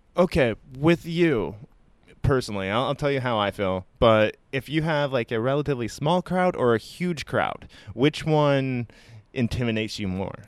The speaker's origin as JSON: {"language": "English", "region": "Iowa", "country": "United States", "moved": "yes", "lives_now": "San Francisco, United States", "said": "I'm originally from the Midwest in Iowa"}